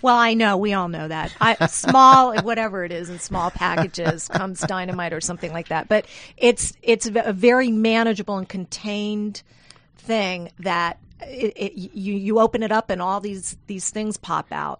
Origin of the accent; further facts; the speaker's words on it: South Louisiana, United States; moved away; I'm from South Louisiana. I flew home